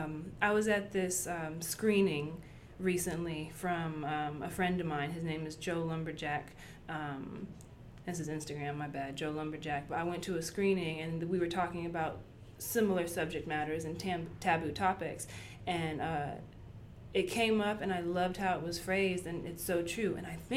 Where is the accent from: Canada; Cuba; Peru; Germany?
Germany; I grew up in Germany. Our newspaper, our beauty of the week, was a butt-naked woman